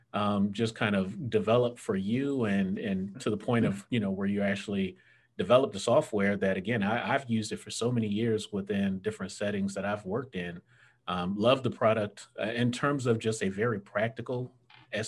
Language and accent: English; South Florida, United States; moved away; I'm from South Florida originally.